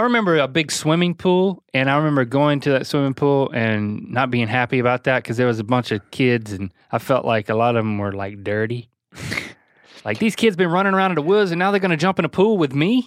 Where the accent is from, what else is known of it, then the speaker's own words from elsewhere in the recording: North Carolina, United States; we come from the same place